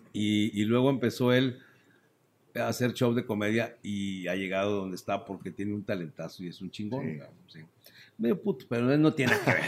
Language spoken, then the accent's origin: Spanish; Torreón, Coahuila, Mexico; Yo soy de Torreón, pero desde niño fuimos siempre de vacaciones a Mazatlán